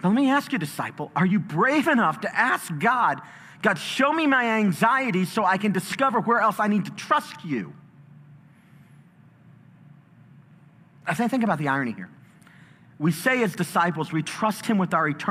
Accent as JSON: {"language": "English", "town": "Chicago", "region": "Illinois", "country": "United States", "tie": "born or raised there", "said": "I was in a battle, a street fight when I was growing up in Chicago"}